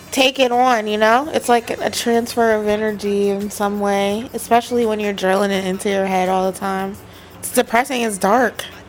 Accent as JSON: {"language": "English", "region": "West Virginia", "country": "United States", "tie": "born or raised there", "said": "I grew up in West Virginia"}